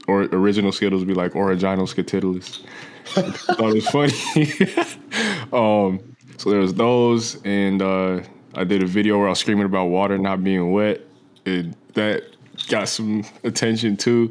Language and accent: English; New Jersey, United States; moved away as an adult; now in Los Angeles, United States; I grew up in New Jersey for, from the time I was, like, three through eighteen when I went, uh, went off to college